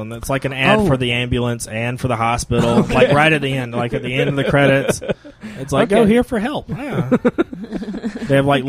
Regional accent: Easley, South Carolina, United States; my hometown of Easley, South Carolina

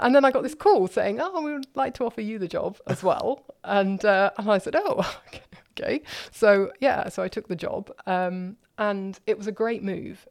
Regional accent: London, United Kingdom; accent: southerner; moved away as an adult; also born or lived in Cardiff; now in Germany; I was born in London, opposite the Houses of Parliament.

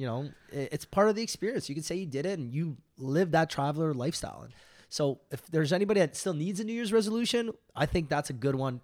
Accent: Toronto, Ontario, Canada; we're from Toronto in the big city

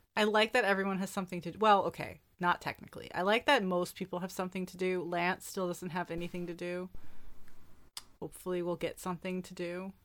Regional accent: New York, United States; as a New Yorker

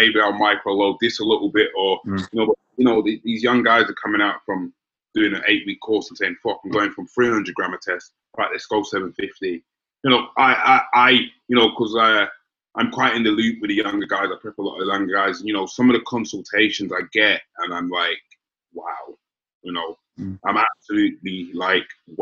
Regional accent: United Kingdom; me and Corey, essentially we're from London and Essex

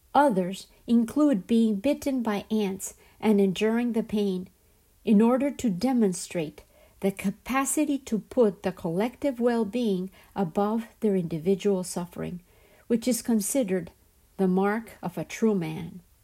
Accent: Colombia; the system and society which I grew up surrounded by in Colombia

